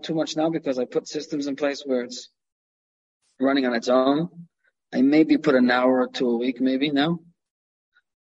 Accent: New York City, New York, United States; I grew up in Canarsie, uh-huh. Brooklyn.

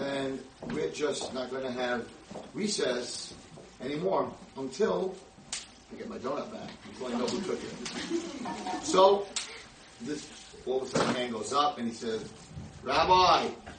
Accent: United States; I'm the American rabbi

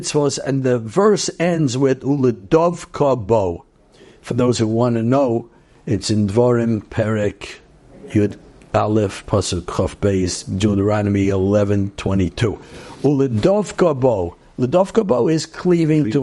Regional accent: New York City, New York, United States; also born or lived in Brooklyn; I grew up actually in Queens

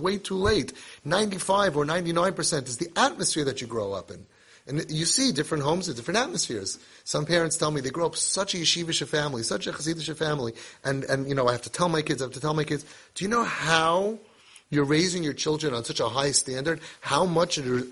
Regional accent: United States; We're Americans. We're influenced by living in America.

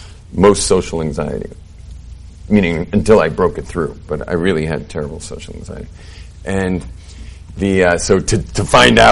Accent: California, United States; now in Jerusalem, Israel; I grew up in California.

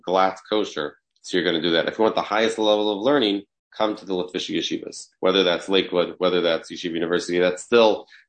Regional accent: Toronto, Ontario, Canada; moved away; also born or lived in Riverdale, New York; I grew up in Toronto

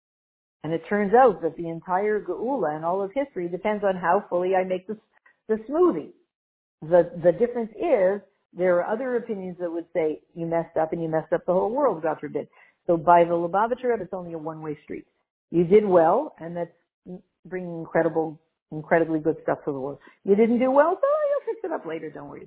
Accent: Canada; My apologies to anybody who's out in Alabama, but I'm too Canadian.

